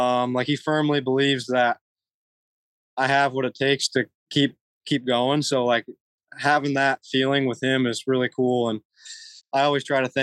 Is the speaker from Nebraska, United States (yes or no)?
yes; Nebraska, United States; now in Florida, United States; I'm from Nebraska